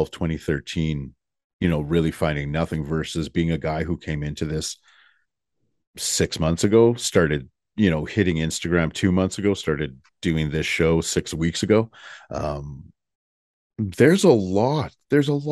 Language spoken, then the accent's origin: English; Canada; I'm from Canada.